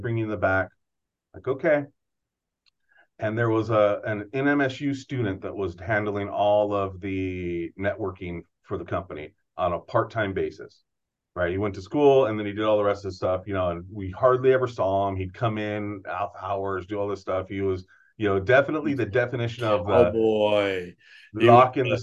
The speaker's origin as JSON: {"language": "English", "town": "Gilroy", "region": "California", "country": "United States", "tie": "born or raised there", "also_born_or_lived": "New Mexico", "said": "I'm from Gilroy, born and raised in Gilroy, knew San Jose very well."}